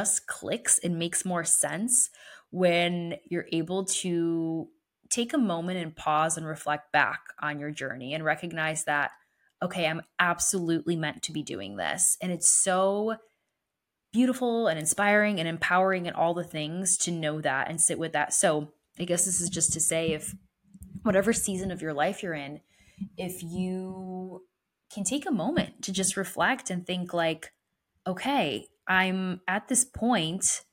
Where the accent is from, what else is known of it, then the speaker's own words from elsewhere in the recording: New Britain, Connecticut, United States; my hometown of New Britain, Connecticut.